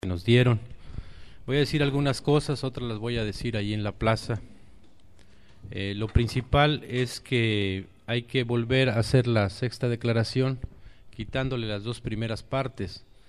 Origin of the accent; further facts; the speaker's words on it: Chiapas, Mexico; nosotros somos allá de Chiapas, de las montañas del sureste mexicano